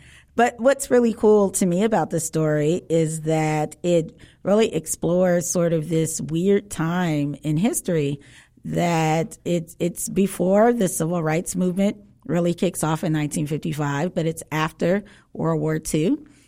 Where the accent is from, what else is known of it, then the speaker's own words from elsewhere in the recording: Chicago, Illinois, United States; Well, I'm a Southsider, so.